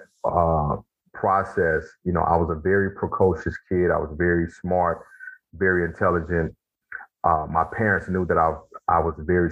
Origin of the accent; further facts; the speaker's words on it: Mississippi, United States; I grew up in Mississippi